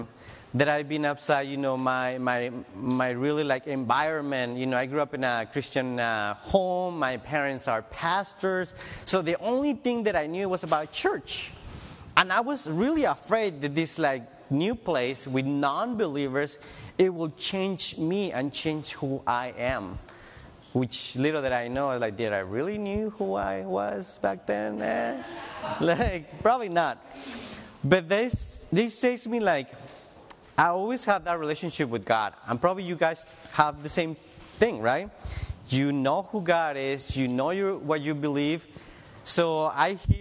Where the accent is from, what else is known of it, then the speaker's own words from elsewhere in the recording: Tijuana, Baja California, Mexico; moved away as an adult; now in United States; I'm from Tijuana, Mexico